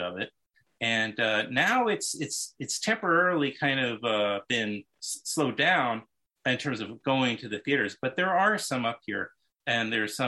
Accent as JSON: {"language": "English", "town": "New York City", "region": "New York", "country": "United States", "tie": "born or raised there", "said": "It's a very obscure area of Queens called Forest Hills"}